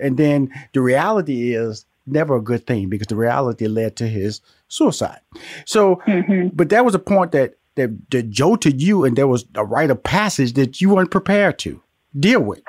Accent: Houston, Texas, United States; also born or lived in Atlanta, Georgia; I'm born and raised in Houston, Texas

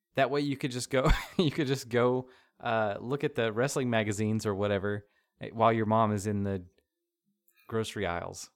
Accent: the South, United States; we're from the South

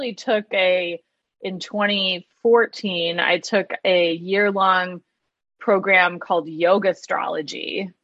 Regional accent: Michigan, United States; moved away; I grew up in Michigan, so it's like I'm at this just, you know, town in Michigan working at a restaurant

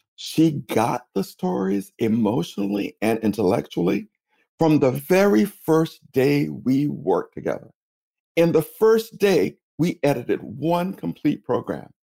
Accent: Tallahassee, Florida, United States; accent: Southern; now in New York City, United States; I'm from originally from Tallahassee, Florida

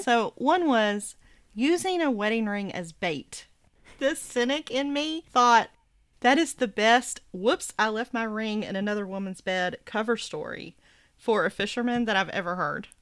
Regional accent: the South, United States; living in the South

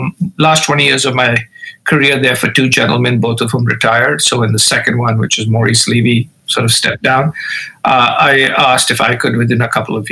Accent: Mumbai, Maharashtra, India; moved away as an adult; I grew up in India, in the city of Bombay, now known as Mumbai.

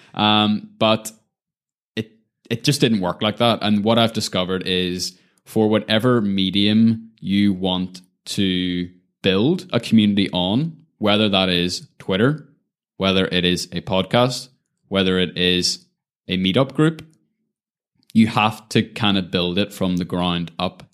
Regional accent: Lisburn, Northern Ireland, United Kingdom; moved away as an adult; also born or lived in Belfast / New York City; Always grew up in kind of that Lisburn environment

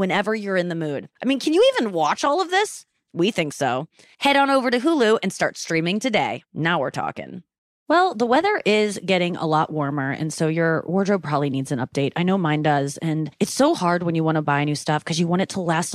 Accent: United States; I'm American

